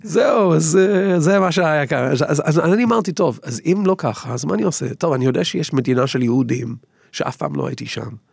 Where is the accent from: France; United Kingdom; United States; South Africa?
United Kingdom; England; Hebrew is a second language; moved away as an adult; now in Israel; אני גדלתי באנגליה